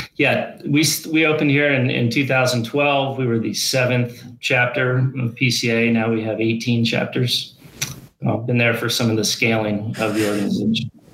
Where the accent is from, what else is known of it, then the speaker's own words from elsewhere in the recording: Ames, Iowa, United States; moved away as an adult; now in Colorado, United States; I grew up in Ames, Iowa